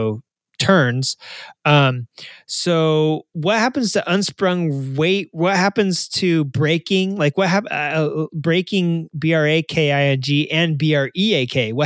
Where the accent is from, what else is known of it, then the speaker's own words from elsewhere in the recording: Arkansas, United States; I'm from Arkansas